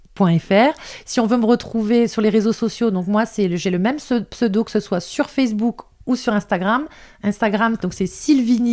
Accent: the North, Hauts-de-France, France; accent: ch'ti, accent du Nord; now in Alpes-Maritimes, France; je suis désolée pour ceux qui ont capté mon accent de ch'ti

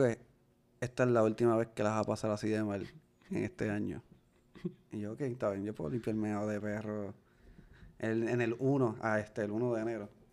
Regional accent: Puerto Rico; nosotros somos puertorriqueños latinos

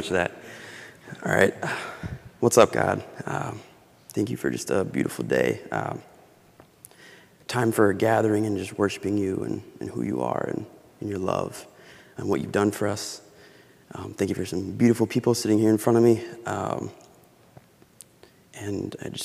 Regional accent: Boise, Idaho, United States; moved away; I am from Boise, Idaho.

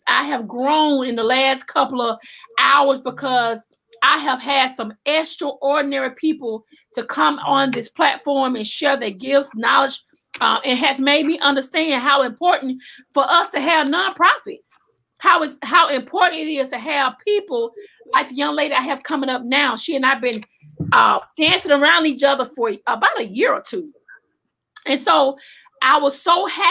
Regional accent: Alabama, United States; I'm from Alabama

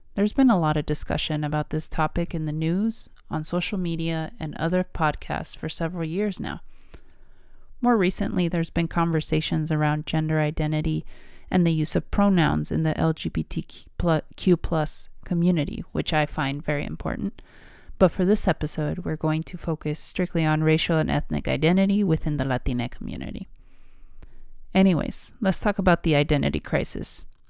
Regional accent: United States; I'm Mexican and I was born in America. What am I? Mexican-American

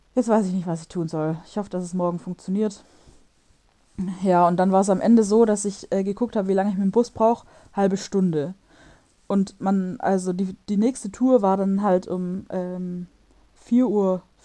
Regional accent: Germany; moved away as an adult; also born or lived in Stuttgart; now in Warsaw, Poland; bei uns in Deutschland

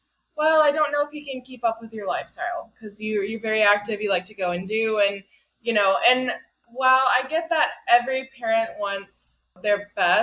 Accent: the South, United States; we're from the South and it's very much a Southern mindset

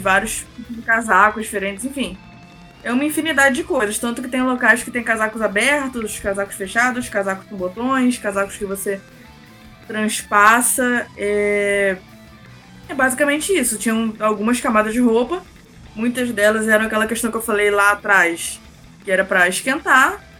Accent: Rio de Janeiro, Brazil; eu sou do Rio de Janeiro

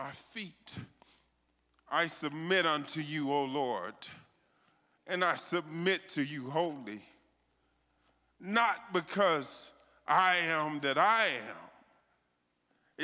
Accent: Texas, United States; I'm from Texas

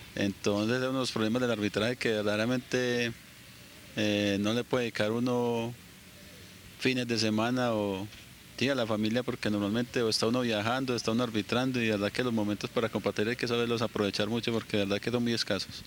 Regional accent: Medellín, Antioquia, Colombia; also born or lived in Manizales; yo soy nacido en Manizales, pero a los 3, 4 años ya estaba aquí en la ciudad de Medellín

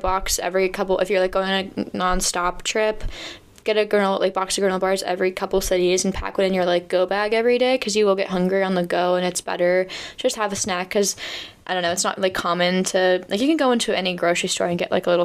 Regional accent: United States; as an American

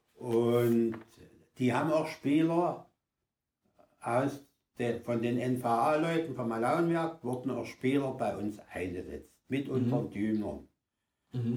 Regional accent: Thum, Saxony, Germany; also born or lived in Chemnitz; ich bin in Chemnitz geboren, mit mhm. sechs Jahren nach Thüm gekommen

